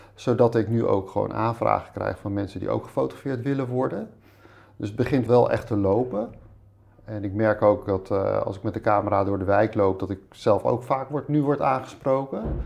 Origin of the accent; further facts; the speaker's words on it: Voorburg, South Holland, Netherlands; also born or lived in Rotterdam / Spain / IJburg, Amsterdam; now in Amsterdam, Netherlands; ik ben opgegroeid in Voorburg bij Den Haag